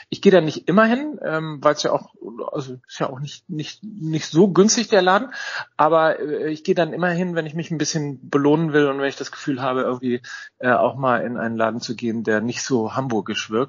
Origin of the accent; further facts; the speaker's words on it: North Rhine-Westphalia, Germany; ich bin ja, bin ja Ostwestfale und ich bin immer so mit dem Stammkneipengedanken groß groß geworden.